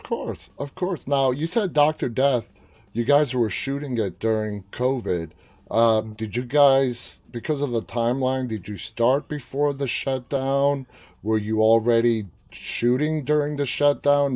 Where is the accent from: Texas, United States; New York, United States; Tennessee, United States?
New York, United States; moved away as an adult; also born or lived in Washington, D.C. area; now in near Washington, D.C., United States; I was born and raised in New York for 23 years, and to see I live just outside of D.C. now